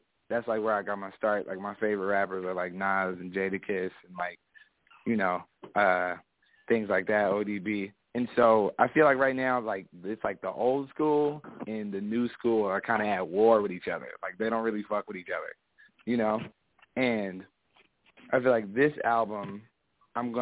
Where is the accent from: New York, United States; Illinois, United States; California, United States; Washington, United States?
California, United States; Ventura; I'm from Ventura, California